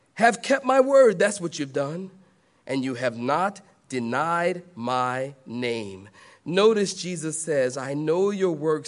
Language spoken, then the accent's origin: English; Philadelphia, Pennsylvania, United States; now in the South, United States; I am from Philadelphia.